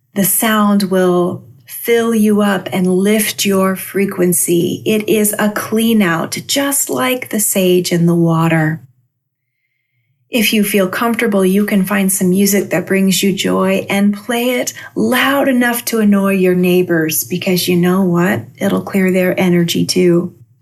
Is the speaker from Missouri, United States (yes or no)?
no; Albia, Iowa, United States; moved away; my hometown of Albia, Iowa, where I grew up